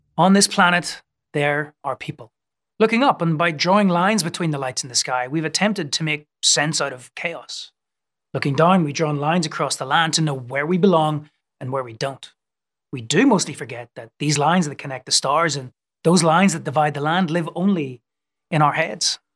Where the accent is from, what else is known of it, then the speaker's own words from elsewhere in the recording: Northern Ireland, United Kingdom; where I was growing up in Northern Ireland